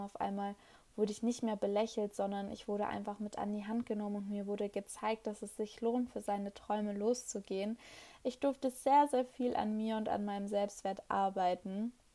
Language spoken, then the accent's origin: German; Hanover, Lower Saxony, Germany; ich komme aus Hannover